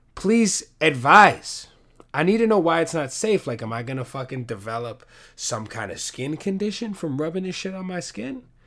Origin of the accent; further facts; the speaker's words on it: New York City, New York, United States; we're both from the Bronx.